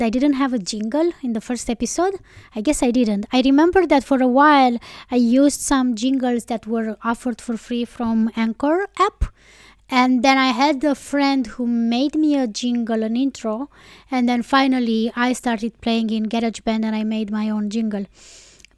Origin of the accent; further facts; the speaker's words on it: Romania; first language Romanian; English is a second language; moved away as an adult; also born or lived in Iceland; my native language